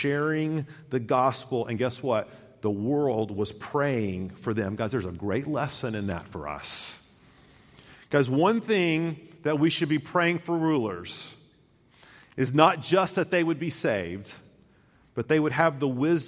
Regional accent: Chattanooga, Tennessee, United States; growing up in Chattanooga, which is surrounded by lakes and rivers and such

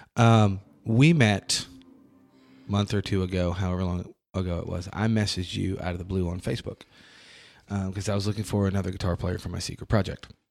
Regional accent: Syracuse, New York, United States; moved away; We are both from Syracuse, New York

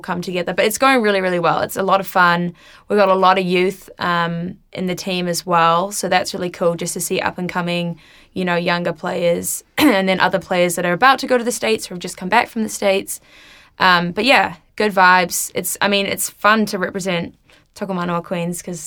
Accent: Wellington, New Zealand; moved away; also born or lived in United States; I'm originally from Wellington

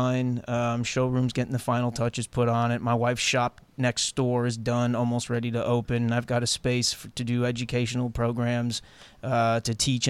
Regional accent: Long Island, New York, United States; I grew up on Long Island

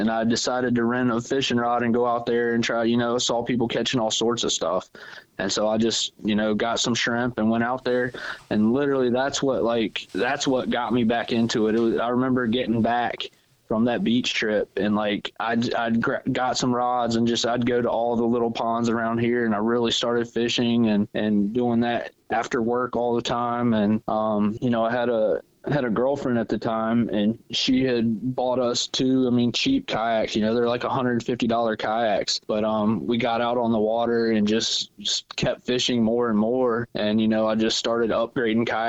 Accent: Virginia, United States; I wasn't born here, but yeah, I've been here since I was like 6 years old. So yeah, I say I'm from Virginia.

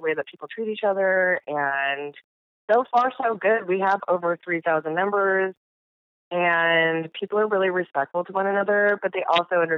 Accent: United States; I grew up outside of the Native American reservation called Pilette Reservation. And it's fairly deep in the woods

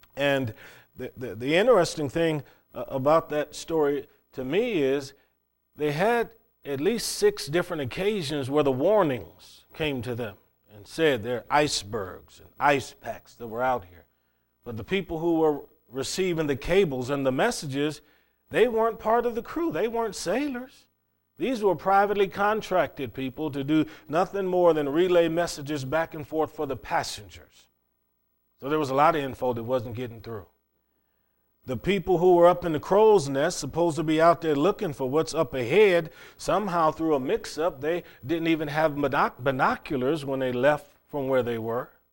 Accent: Cleveland, Ohio, United States; growing up in Cleveland, Ohio, city boy

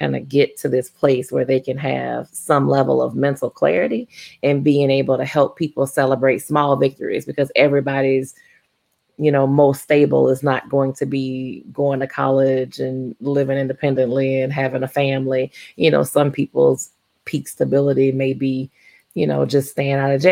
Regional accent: Baton Rouge, Louisiana, United States; moved away as an adult; now in Oklahoma, United States; I am born and raised in Baton Rouge, Louisiana.

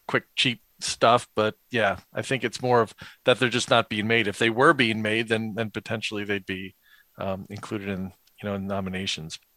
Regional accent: East Coast, United States; growing up on the East Coast

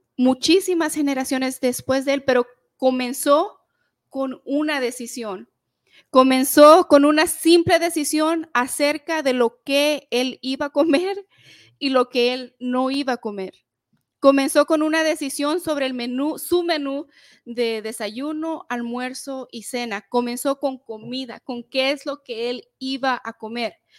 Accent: El Salvador; nosotros somos del Salvador

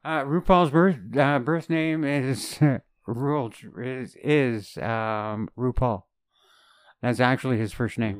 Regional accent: Canada; as a Canadian

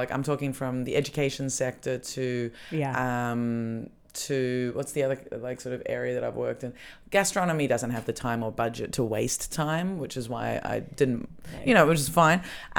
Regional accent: Australia; now in Berlin, Germany; as an Australian

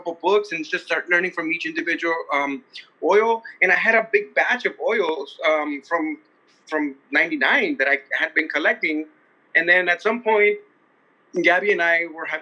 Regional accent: Bell, California, United States; also born or lived in Huntington Park; I grew up in Bell and Huntington Park.

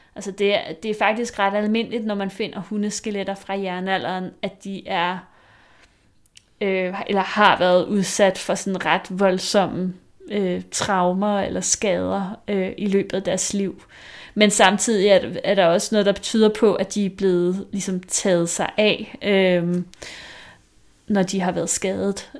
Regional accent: Vestegnen, Capital Region of Denmark, Denmark; Jeg er fra Vestegnen

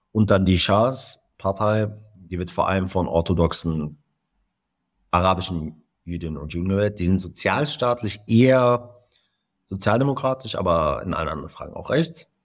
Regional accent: Palestine; ich bin Palästinenser mit israelischer und deutscher Staatsbürgerschaft.

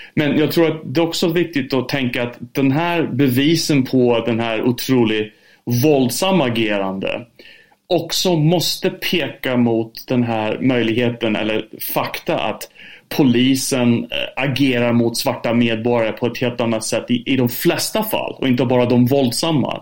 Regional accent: United Kingdom; also born or lived in United States; now in Sweden; Jag är uppväxt i Storbritannien också, bodde både i USA och Storbritannien

